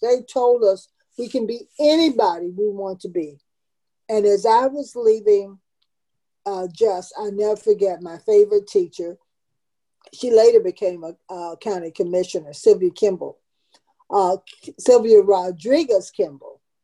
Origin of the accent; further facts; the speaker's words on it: Tampa, Florida, United States; I moved to Tampa when I was four. And again, I was raised in West Tampa